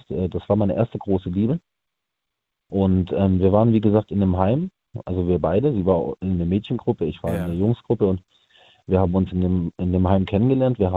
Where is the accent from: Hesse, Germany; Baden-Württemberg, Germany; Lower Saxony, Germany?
Baden-Württemberg, Germany; Friedrichshafen; bei mir, wo ich herkomme, aus Friedrichshafen eigentlich ursprünglich bei uns gibt es da so einen Aussichtsturm